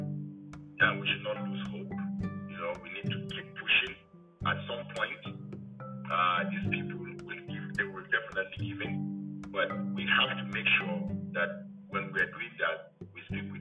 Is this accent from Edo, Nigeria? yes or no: no; Jos, Plateau, Nigeria; also born or lived in Chicago, United States; now in Columbus, United States; I'm from Plateau State, born and raised in Jos.